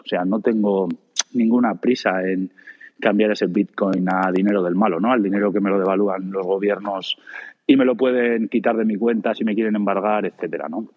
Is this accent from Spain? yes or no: yes; Spain; en España